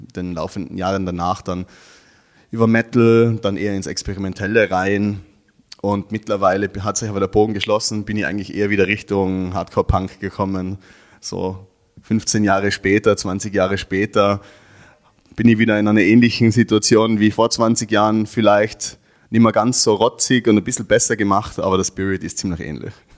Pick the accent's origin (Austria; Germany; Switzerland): Austria; Innsbruck, Tyrol; ich komme aus Innsbruck, das ist ja doch eine kleinere Stadt als Wien. Ähm, bin dort aufgewachsen